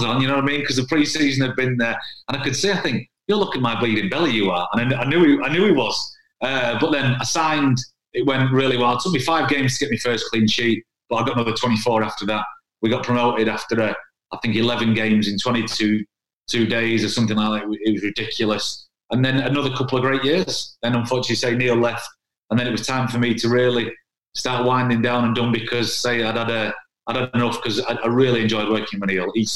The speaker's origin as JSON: {"language": "English", "town": "Stockport", "region": "North West England", "country": "United Kingdom", "tie": "born or raised there", "moved": "yes", "lives_now": "Huddersfield, United Kingdom", "said": "my hometown club, Stockport County"}